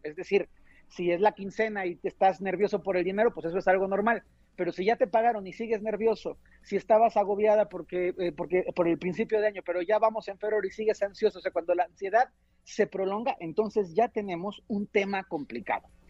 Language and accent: Spanish; Mexico; somos mexicanos